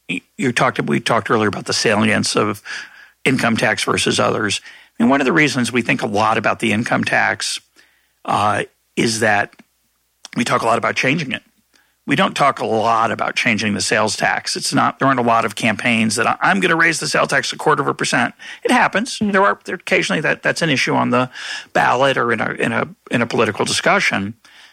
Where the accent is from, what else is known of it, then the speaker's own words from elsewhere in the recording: Lexington, Massachusetts, United States; I grew up in a rich suburb of Boston. My parents weren't rich. They were middle class at the time. But I grew up in Lexington